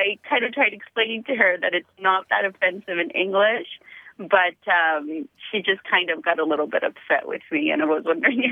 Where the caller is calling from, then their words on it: San Diego, California, United States; I'm calling from the San Diego area